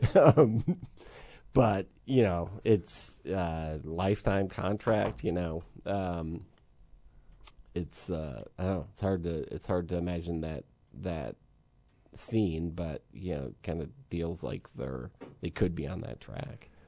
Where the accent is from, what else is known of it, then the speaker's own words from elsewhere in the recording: Syracuse, New York, United States; moved away; I'm from Syracuse